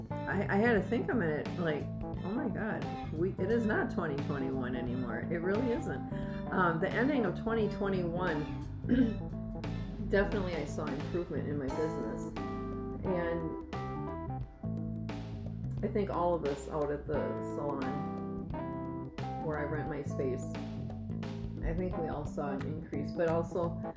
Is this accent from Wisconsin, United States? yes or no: yes; Wisconsin, United States; moved away; I'm from Wisconsin, so yeah, the winters are fucking awful there